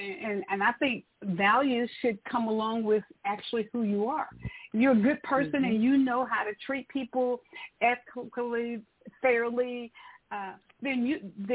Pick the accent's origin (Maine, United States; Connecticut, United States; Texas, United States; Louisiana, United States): Texas, United States; Tyler; as a young girl growing up in Tyler, Texas